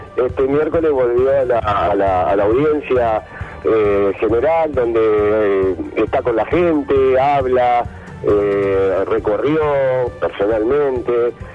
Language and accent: Spanish; Argentina; como argentino